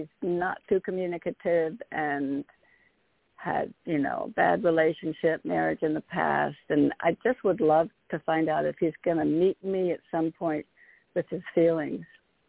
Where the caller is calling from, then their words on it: Connecticut, United States; Good evening. … from Connecticut.